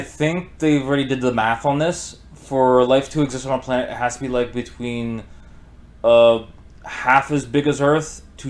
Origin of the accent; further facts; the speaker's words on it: Canada; Growing up in Canada has done this to me.